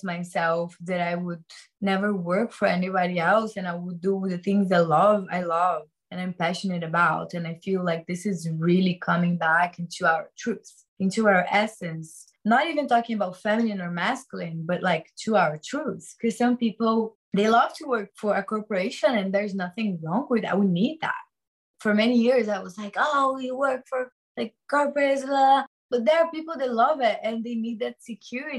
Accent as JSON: {"language": "English", "region": "Rio de Janeiro", "country": "Brazil", "also_born_or_lived": "New York / Bali", "moved": "yes", "said": "I'm from Rio de Janeiro"}